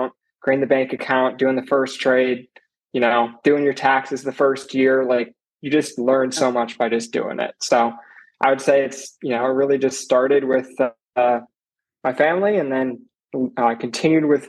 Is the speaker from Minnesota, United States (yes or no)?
yes; Minnesota, United States; moved away as an adult; now in Tulsa, United States; I'm originally from Minnesota